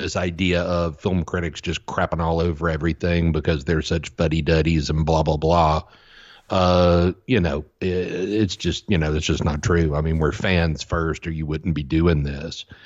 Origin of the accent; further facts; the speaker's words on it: the South, United States; as a kid growing up in the South